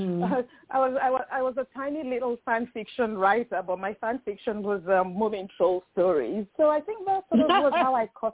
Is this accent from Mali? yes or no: no; Nigeria; moved away as an adult; also born or lived in United Kingdom; now in United States; growing up in Nigeria